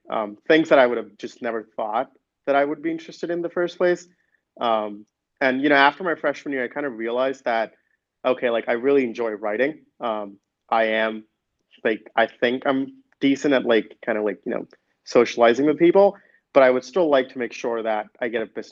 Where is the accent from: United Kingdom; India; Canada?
India; Delhi; moved away as an adult; also born or lived in Michigan; coming from Delhi.